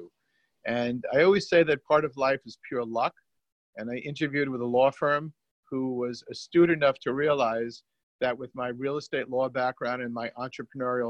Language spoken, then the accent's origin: English; New York City, New York, United States; also born or lived in California; I am born and bred New Yorker. I'm from Brooklyn.